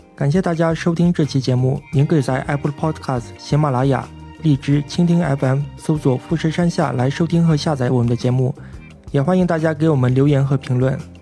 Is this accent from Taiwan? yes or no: no; northern China, China; now in Japan; 因为我作为一个北方人，吃海鲜是非常难能可贵的